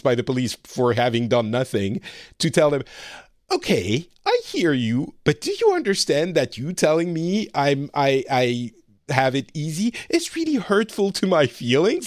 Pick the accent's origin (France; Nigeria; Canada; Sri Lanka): France; moved away as an adult; also born or lived in Lebanon; now in Finland; I grew up very French, very white, uh, privileged class France